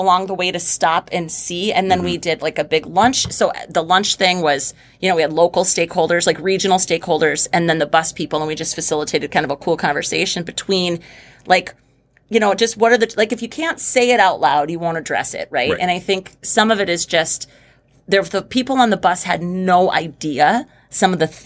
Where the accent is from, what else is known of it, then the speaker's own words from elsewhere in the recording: Oakes, North Dakota, United States; also born or lived in Fargo, North Dakota; moving back to Oaks, which is my hometown